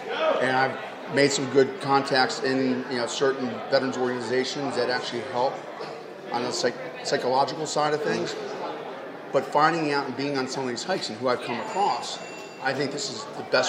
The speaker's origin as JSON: {"language": "English", "town": "Philadelphia", "region": "Pennsylvania", "country": "United States"}